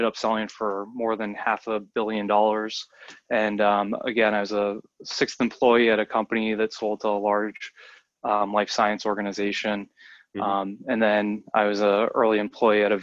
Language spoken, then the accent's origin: English; outside of the Boston area, Massachusetts, United States; I grew up outside of the Boston area